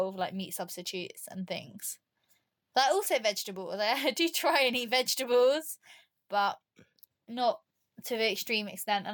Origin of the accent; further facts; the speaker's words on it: Cornwall, South West England, United Kingdom; I'm from Cornwall